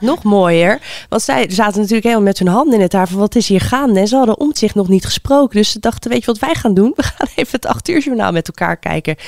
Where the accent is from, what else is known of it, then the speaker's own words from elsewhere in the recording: The Hague, South Holland, Netherlands; ik kom zelf uit Den Haag